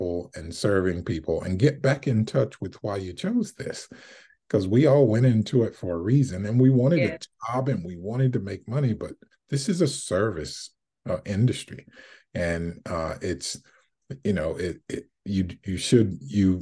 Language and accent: English; South Carolina, United States; moved away; I'm from South Carolina